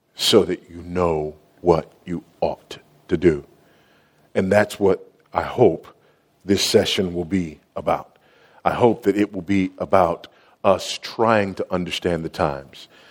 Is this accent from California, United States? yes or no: yes; Los Angeles, California, United States; I was raised in South Central Los Angeles, now just South